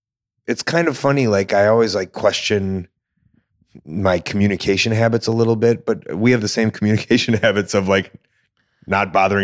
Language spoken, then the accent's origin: English; Deerfield, Illinois, United States; Deerfield, Illinois.